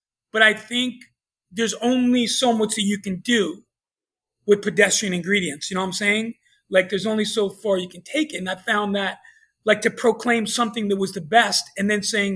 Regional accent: New York, United States; moved away; growing up in New York

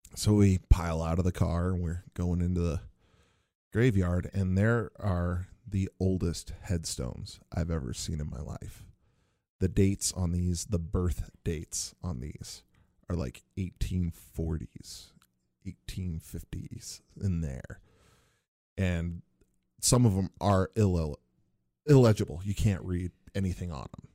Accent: Northwest Indiana, United States; I grew up in Northwest Indiana, not, not too, too far from Chicago

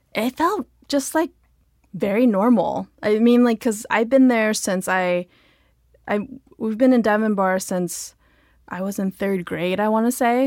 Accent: Diamond Bar, California, United States; I grew up in Diamond Bar, which is, like, a sub, suburb of L

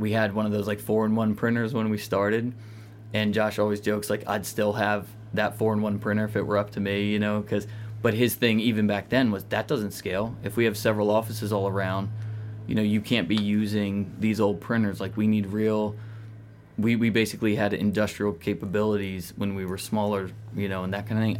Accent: outside of Philadelphia, Pennsylvania, United States; outside of Philly

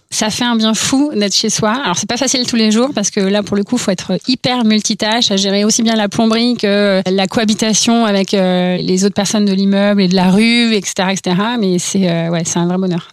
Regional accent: Orsay, Île-de-France, France; je viens d'Orsay, donc de la vallée chevreuse, et euh, là-bas c'est un peu conditionné en fait, puisque tu grandis entre le CNRS

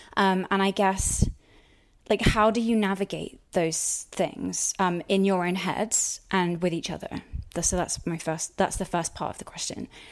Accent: United Kingdom; I'm British

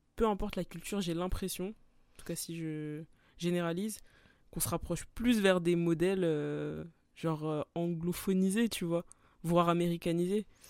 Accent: France; en tant que français

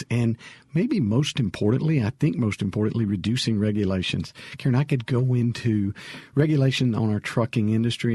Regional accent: Sumrall, Mississippi, United States; also born or lived in Covington County, Mississippi; I grew up in Sumrall

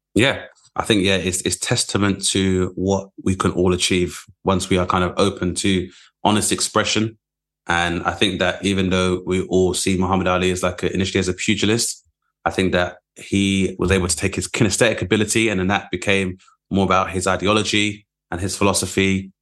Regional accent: London, United Kingdom; growing up in Southeast London

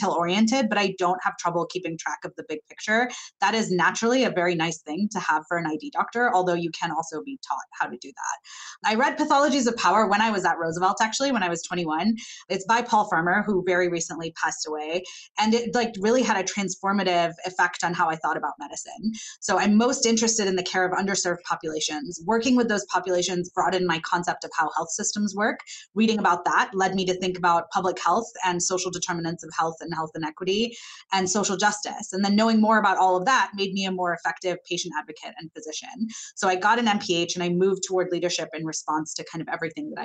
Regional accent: Zambia; I grew up in Zambia in the mid-1990s.

